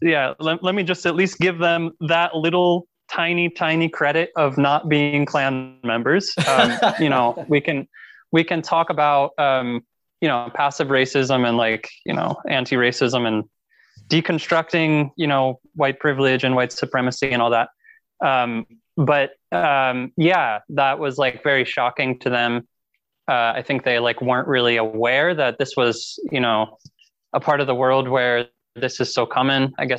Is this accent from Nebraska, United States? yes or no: no; Pennsylvania, United States; So Purple Door is like a heavy music, Christian heavy music festival in my home state of Pennsylvania.